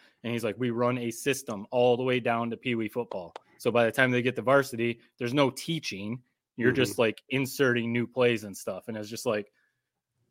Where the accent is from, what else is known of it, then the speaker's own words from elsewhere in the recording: Corona, California, United States; growing up in Corona in the 90s and early 2000s